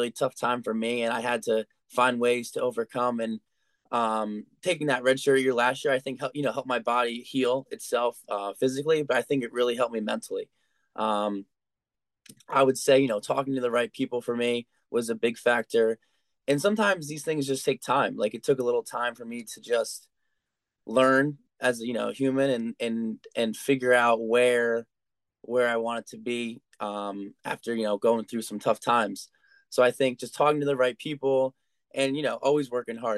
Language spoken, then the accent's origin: English; Colonia, New Jersey, United States; I wanted to stay home and do it in my hometown